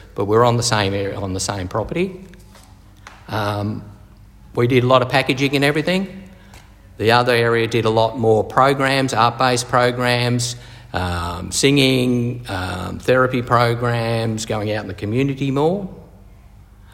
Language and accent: English; Hampton, Victoria, Australia; also born or lived in Scotland / South Africa / New Zealand; Came to Australia in 1968 and grew up in Hampton, went to Hampton Primary, Hampton High School